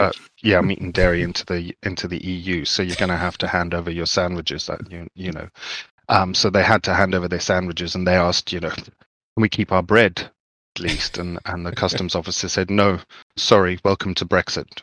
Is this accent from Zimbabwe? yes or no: yes; Zimbabwe; I grew up in Zimbabwe